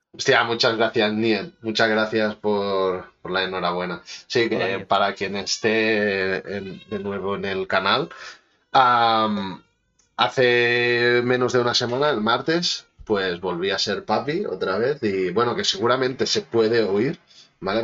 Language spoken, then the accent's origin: Spanish; Manresa, Catalonia, Spain; Yo soy de Manresa